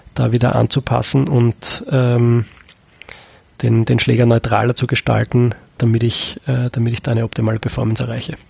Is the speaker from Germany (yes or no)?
no; Austria; bei uns in Österreich